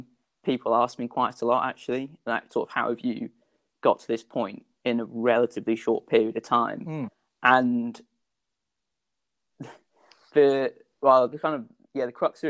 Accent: United Kingdom; I'm British international sky mountain and trail runner, represented Great Britain in both the mountain running and trail running teams.

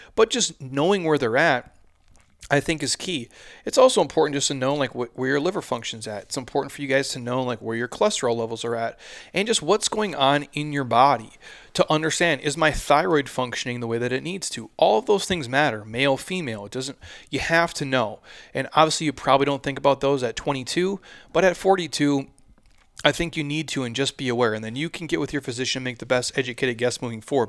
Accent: Midwest, United States; I'm from the Midwest

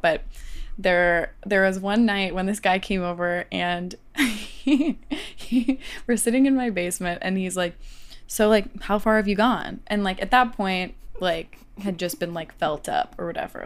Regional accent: Ohio, United States; I'm from Ohio

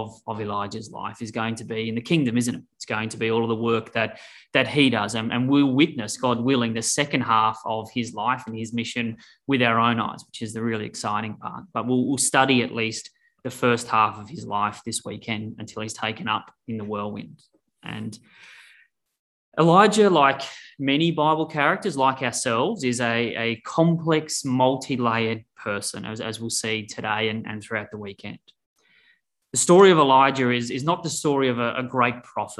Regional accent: Australia; now in Denver, United States; I'm originally from Australia

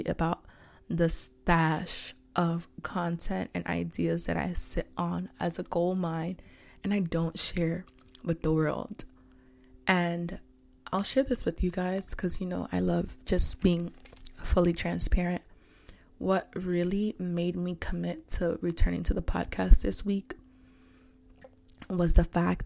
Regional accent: New York City, New York, United States; I'm from Harlem, H-Town

